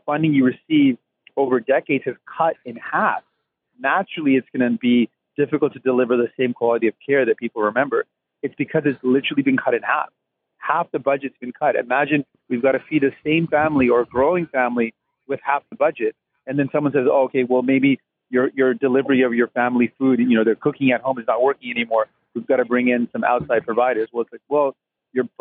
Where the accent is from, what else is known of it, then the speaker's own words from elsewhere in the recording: Windsor, Ontario, Canada; moved away; when I was growing up in Windsor